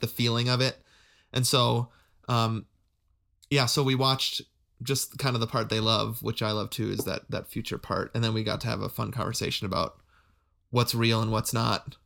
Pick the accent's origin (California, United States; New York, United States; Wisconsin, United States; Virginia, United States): Wisconsin, United States; I'd say Wisconsin, 'cause I did a lot of my development, developmental years there